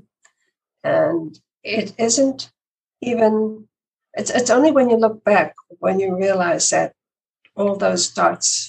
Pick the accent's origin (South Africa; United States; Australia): South Africa; moved away as an adult; also born or lived in London / Canada; I was born in South Africa. I came to this country when I was 20. So most of my life was spent in South Africa, and that's where I met my husband, Ivor, when we were both in high school